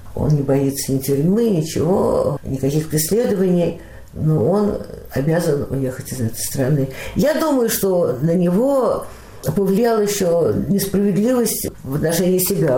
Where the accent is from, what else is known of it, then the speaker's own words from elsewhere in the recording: Moscow, Russia; moved away as an adult; now in Beersheba, Israel; В 1943 году э, я родилась, и так в Москве и осталась